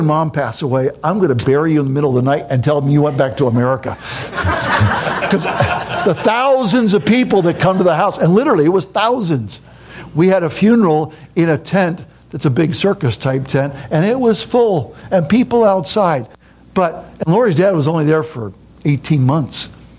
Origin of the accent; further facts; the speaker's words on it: United States; now in Papua New Guinea; To me, this is home. Yeah, I'm an American, but I've lived so much of my life there. That's home. I dream in Pidgin. I think in Pidgin. That's who I am.